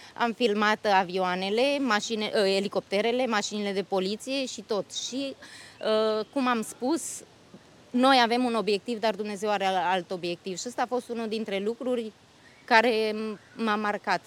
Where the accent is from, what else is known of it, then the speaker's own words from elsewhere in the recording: Bucharest, Romania; moved away as an adult; now in Austria; româncă din București. Sunt stabilită de 10 ani în Austria